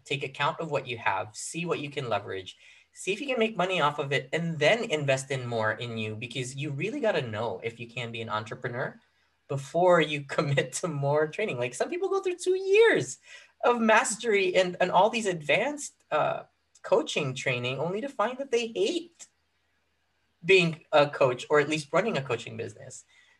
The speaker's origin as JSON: {"language": "English", "country": "Philippines", "tie": "born or raised there", "moved": "as an adult", "lives_now": "United States", "said": "I moved to the U.S., like quick side note, like I grew up in the Philippines. I was 18 when I moved to the U.S."}